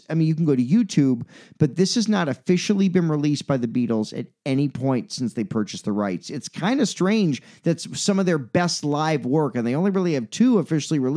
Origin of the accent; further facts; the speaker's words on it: Chicago, Illinois, United States; This is not easy to say as a Chicagoan, Chicago native, and someone who grew up with that movie.